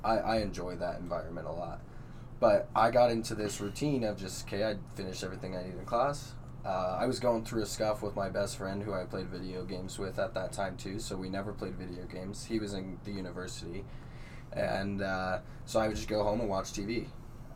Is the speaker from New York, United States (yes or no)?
no; Casper, Wyoming, United States; I've lived in Casper for 20 years